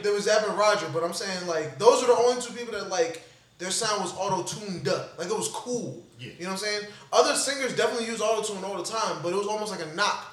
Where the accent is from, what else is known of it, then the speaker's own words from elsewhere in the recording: New York, United States; also born or lived in Florida; I'm from New York.